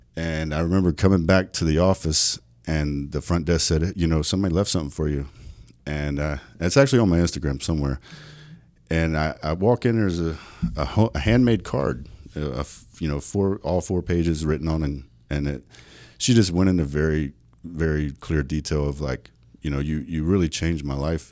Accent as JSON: {"language": "English", "region": "South Carolina", "country": "United States", "tie": "born or raised there", "also_born_or_lived": "North Dakota", "moved": "as an adult", "lives_now": "Las Vegas, United States", "said": "growing up in South Carolina, that was a very, very, very, um, poverty-stricken area"}